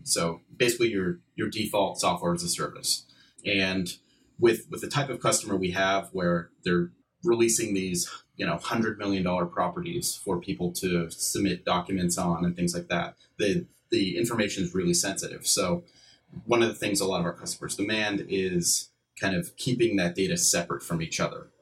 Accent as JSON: {"language": "English", "town": "Pittsburgh", "region": "Pennsylvania", "country": "United States", "said": "I'm from Pittsburgh, PA"}